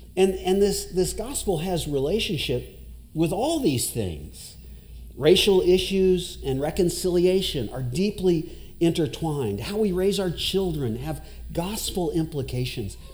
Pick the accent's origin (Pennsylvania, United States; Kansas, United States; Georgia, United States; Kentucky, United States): Kentucky, United States; Owensboro; also born or lived in Iraq / Dubai; now in Louisville, United States; I'm from Owensboro originally.